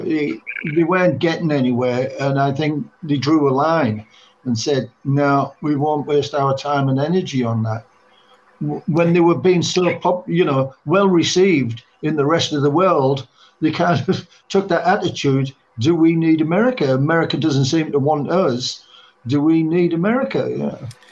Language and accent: English; England, United Kingdom; also born or lived in Oxfordshire / London; we were all from the same area in England